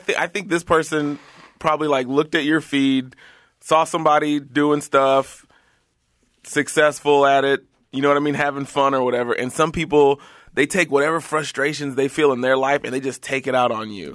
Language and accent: English; Houston, Texas, United States; now in Los Angeles, United States; I'm from Houston, Texas